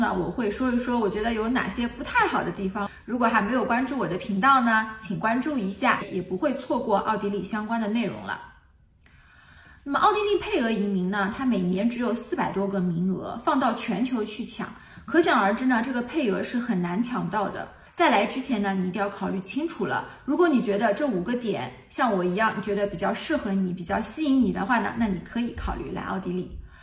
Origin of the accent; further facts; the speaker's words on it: Shanghai, China; moved away as an adult; now in Vienna, Austria; 我是从上海出来的，其他地方我也不了解，我只能跟我的城市上海相比了